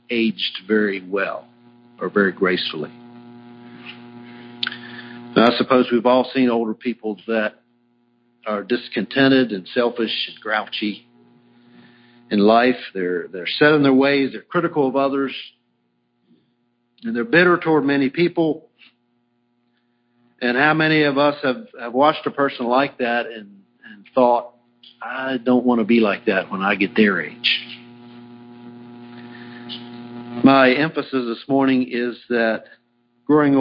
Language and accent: English; Virginia, United States; I grew up in Virginia because my grandfather moved from Kansas to Virginia.